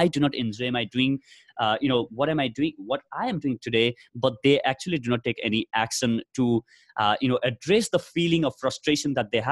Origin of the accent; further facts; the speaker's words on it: Nepal; moved away as an adult; now in India; I come from Nepal